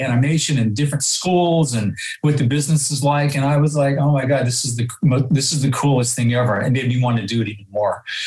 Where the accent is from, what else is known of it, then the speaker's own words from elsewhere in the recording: Santa Rosa, California, United States; born and raised in Santa Rosa